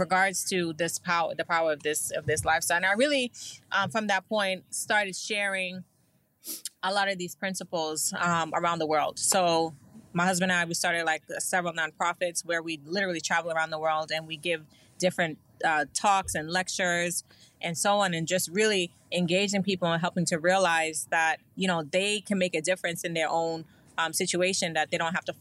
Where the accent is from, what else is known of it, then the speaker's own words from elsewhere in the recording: New York City, New York, United States; I'm from Brooklyn.